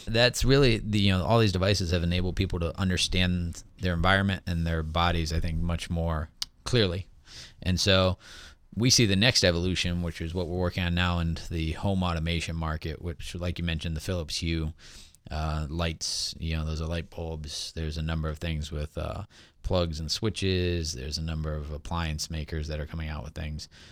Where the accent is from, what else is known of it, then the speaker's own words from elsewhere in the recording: West Hartford, Connecticut, United States; born and raised in West Hartford, Connecticut